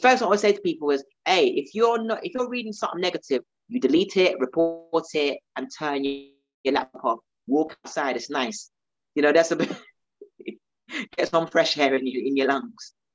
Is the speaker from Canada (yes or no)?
no; London, United Kingdom; being South Londoner